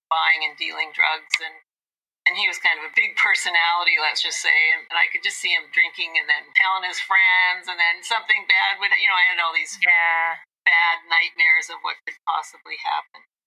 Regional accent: Edmonton, Alberta, Canada; moved away; I'm from Edmonton, my family's there.

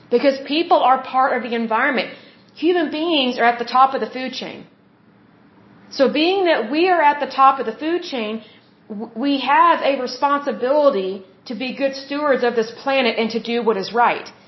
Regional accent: United States; as American citizens

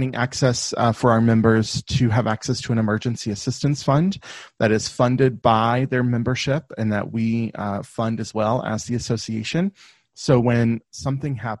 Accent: the South, United States; I grew up in the South in the US. So if you can't, my accent will come out from time to time

